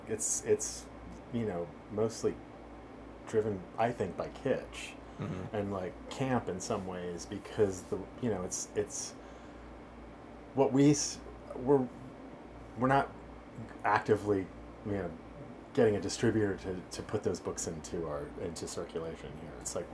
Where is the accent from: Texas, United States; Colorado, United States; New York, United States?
New York, United States; now in Los Angeles, United States; I came from New York when I got here, and I never had the sense that anybody in LA was going to be like intelligent. I moved here in the 90s